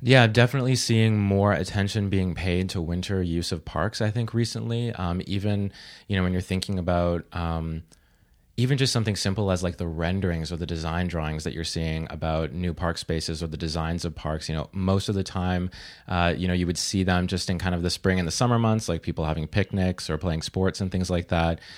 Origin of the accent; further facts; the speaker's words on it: Vancouver, British Columbia, Canada; now in Toronto, Canada; I'm from Vancouver